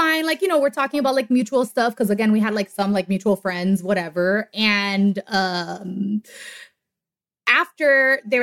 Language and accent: English; Miami, Florida, United States; I'm from Miami